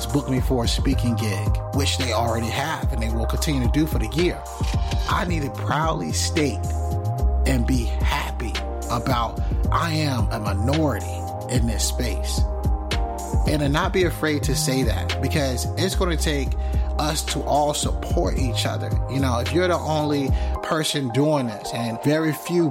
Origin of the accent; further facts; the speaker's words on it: North Carolina, United States; I'm from North Carolina